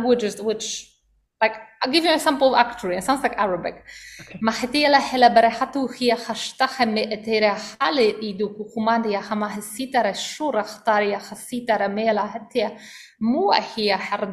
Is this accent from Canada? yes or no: no; Poland; now in Costa Rica; I was born in Poland, where we've got, you know, winters with snow.